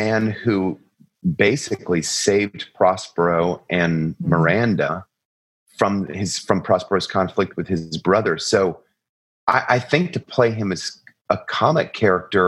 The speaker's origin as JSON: {"language": "English", "town": "Atlanta", "region": "Georgia", "country": "United States", "said": "I'm from Atlanta, Georgia"}